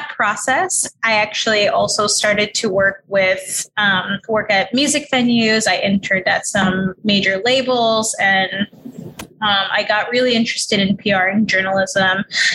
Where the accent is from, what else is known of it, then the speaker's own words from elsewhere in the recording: New York City, New York, United States; I grew up in New York City. I was raised in Queens